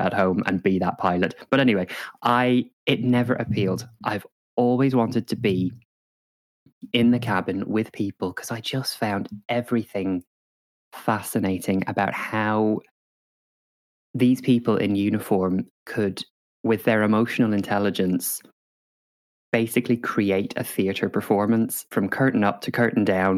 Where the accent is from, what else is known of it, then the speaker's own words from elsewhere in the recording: Northern Ireland, United Kingdom; I grew up in Northern Ireland